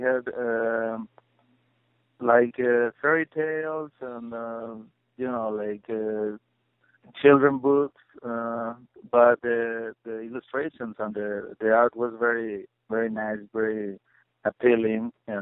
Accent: Puebla, Mexico; moved away as an adult; also born or lived in Mexico City; now in Chicago, United States; growing up in Puebla, which is a small city out of Mexico City

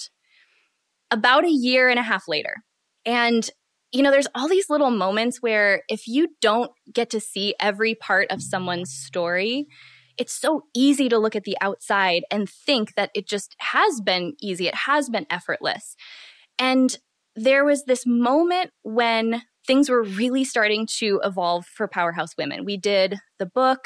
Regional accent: Midwest, United States; I'm from the Midwest

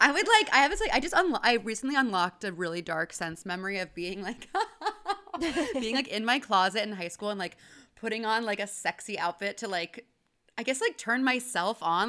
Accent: Houston, Texas, United States; I grew up in Houston, Texas.

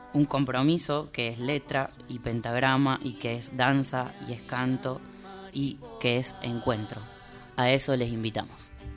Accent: Córdoba, Argentina; now in Buenos Aires, Argentina; soy un pajuerano porque soy cordobés

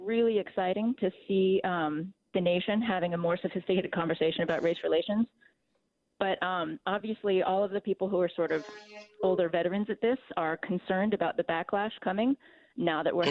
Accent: Bay Area, California, United States; I grew up in the Bay Area

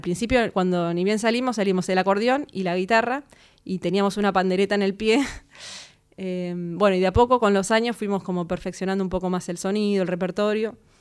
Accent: Mar del Plata, Buenos Aires Province, Argentina; moved away as an adult; yo soy de Mar del Plata, me fui a estudiar a La Plata el profesorado de piano

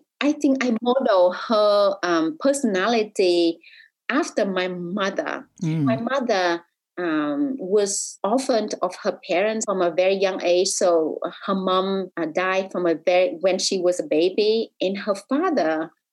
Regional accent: Vietnam; as a girl growing up in Vietnam

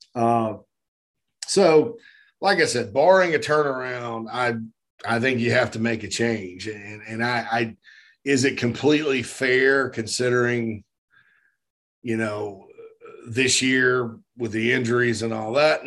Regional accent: Spartanburg, South Carolina, United States; Spartanburg, my hometown

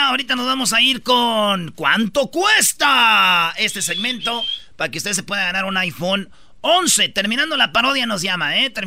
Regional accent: Jiquilpan, Michoacán, Mexico; mañana es el 20 de noviembre, eh, aquí en mi pueblo Quiquilpan, las fiestas más grandes. Y déjame decirte que aquí donde nació Lázaro Cárdenas

